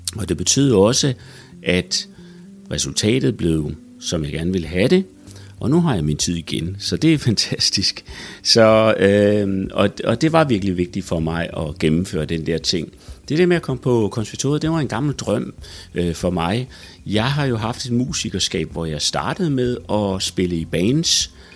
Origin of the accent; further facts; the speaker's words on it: Odense, Southern Denmark, Denmark; min gamle hjemby Odense